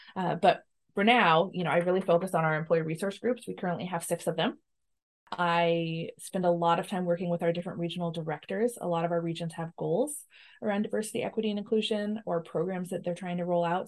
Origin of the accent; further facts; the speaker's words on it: Washington, United States; We're both from Washington, uh, have spent the majority of our, our lives here